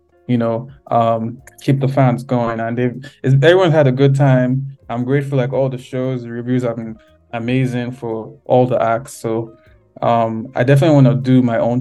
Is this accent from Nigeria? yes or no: yes; Nigeria; now in Canada; I'm a Nigerian and I happen to be in Canada